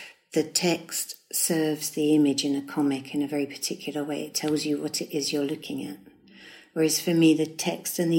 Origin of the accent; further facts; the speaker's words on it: Strood, South East England, United Kingdom; also born or lived in London / Stourbridge; It's Strood in Kent, yeah. We moved, I think, when I was about 7, we moved from London to Strood.